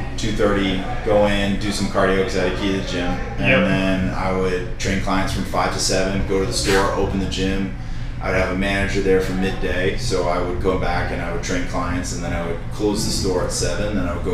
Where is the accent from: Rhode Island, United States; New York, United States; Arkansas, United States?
Rhode Island, United States; also born or lived in Tennessee; now in Nashville, United States; Not originally. I'm originally from Rhode Island.